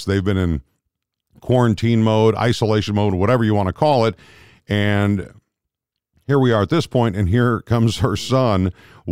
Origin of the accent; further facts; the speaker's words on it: Minneapolis, Minnesota, United States; also born or lived in Rochester, Minnesota; now in St. Louis, United States; I grew up in Minneapolis